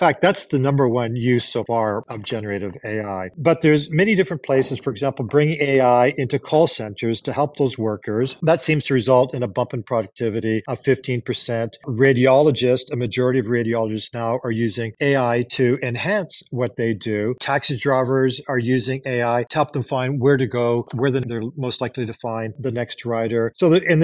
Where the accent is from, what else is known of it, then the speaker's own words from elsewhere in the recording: Canada; also born or lived in Japan; now in United States; I am Canadian